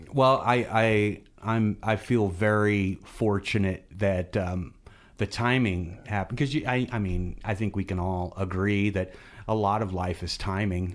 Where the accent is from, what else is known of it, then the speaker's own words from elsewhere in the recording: Fayette, Missouri, United States; also born or lived in Kansas City / Glasgow, Missouri / New Franklin; now in Jefferson City, United States; I grew up in Fayette. I went to, uh, I went to grade school in Glasgow